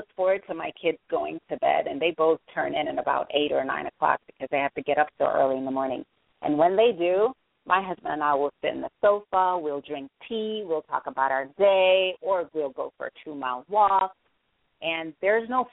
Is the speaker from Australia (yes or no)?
no; Jamaica; I am Jamaican